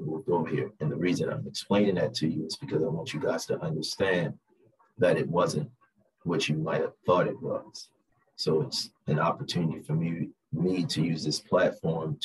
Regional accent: Baltimore, Maryland, United States; moved away as an adult; now in Las Vegas, United States; born and raised in Baltimore, me and Exquisite decided to move to from Baltimore to Las Vegas

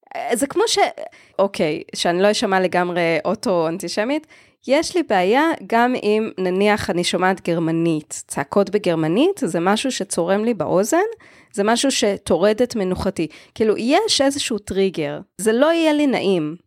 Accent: Israel; מודעות עצמית כישראלית

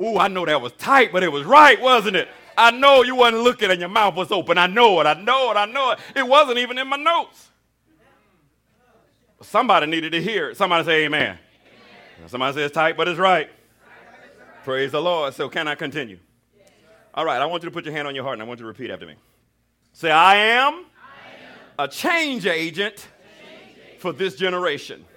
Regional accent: Alabama, United States; I was raised in Alabama.

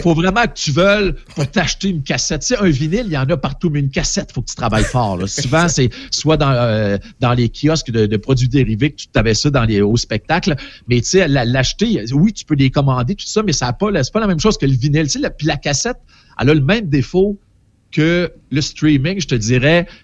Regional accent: Portneuf, Quebec, Canada; une pharmacie qui était à quelques maisons de chez nous, à Portneuf

